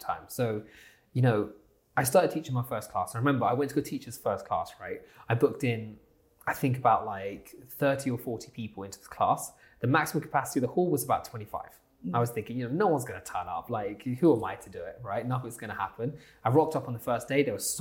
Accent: Southampton, South East England, United Kingdom; So I'm from Southampton, so a little place called Southampton

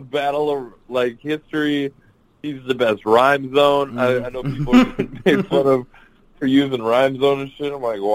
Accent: Bay Area, California, United States; growing up in the Bay Area

